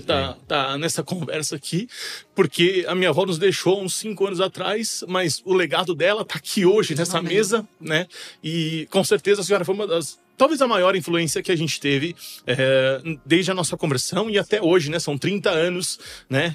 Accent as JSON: {"language": "Portuguese", "town": "Bragança Paulista", "region": "São Paulo", "country": "Brazil", "said": "A gente é de Bragança Paulista"}